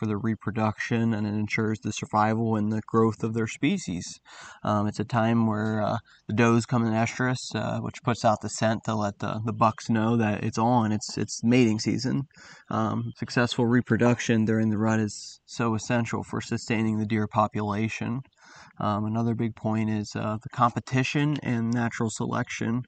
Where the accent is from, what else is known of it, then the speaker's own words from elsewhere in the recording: South Central Pennsylvania, United States; I grew up in South Central PA ever since I could walk